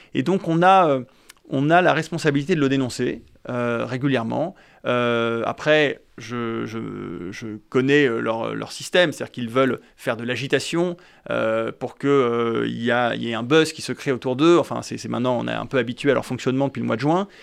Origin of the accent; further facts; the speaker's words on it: France; nous sommes des Français